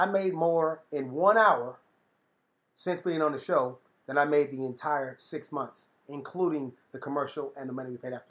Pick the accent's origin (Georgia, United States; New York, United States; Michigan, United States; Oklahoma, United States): Georgia, United States; Conyers; born there; I was born just outside of DeKalb County, near Conyers, Georgia.